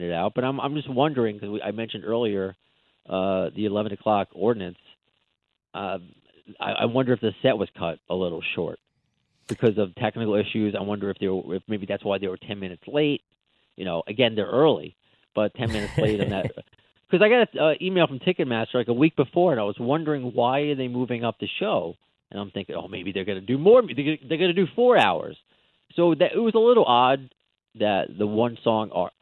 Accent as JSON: {"language": "English", "area": "Long Island", "region": "New York", "country": "United States", "tie": "born or raised there", "also_born_or_lived": "Brooklyn, New York", "lives_now": "Queens, New York, United States", "said": "I grew up on Long Island, but I mean my family's from Brooklyn, so I have a lot of that in me. But and now I live in Queens."}